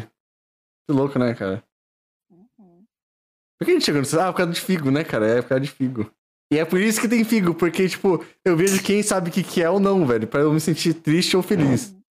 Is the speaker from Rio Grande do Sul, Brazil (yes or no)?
no; Valinhos, São Paulo, Brazil; eu sou, eu sou de Valinhos, cidade do Figo, Pará, São Paulo